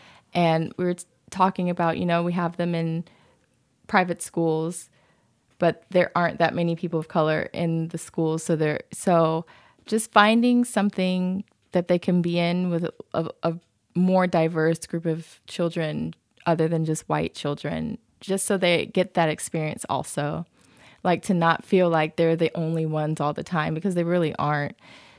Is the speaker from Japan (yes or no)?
yes; Okinawa, Japan; born there; I used to lie about where I was born because I was born in Okinawa. I would lie and say I was born in Ohio, which is way less cool than Okinawa